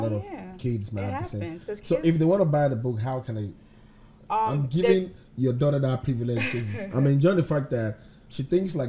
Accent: Nigeria; now in United States; We're Nigerians.

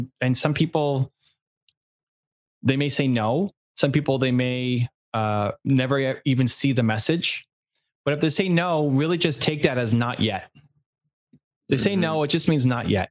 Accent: Canada; I'm from Canada.

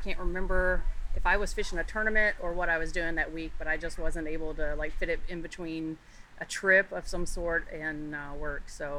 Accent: Tennessee, United States; moved away as an adult; now in Tampa, United States; I am from Tennessee, not far from where you and Dana live.

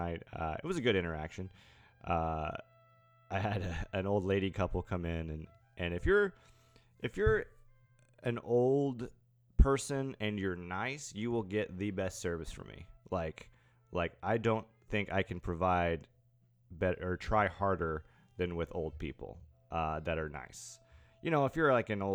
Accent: East Tennessee, United States; now in Nashville, United States; I'm from East Tennessee

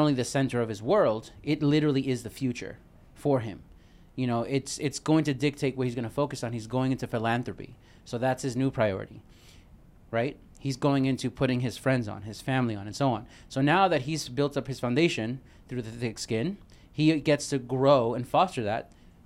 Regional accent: New York City, New York, United States; I'm from Brooklyn

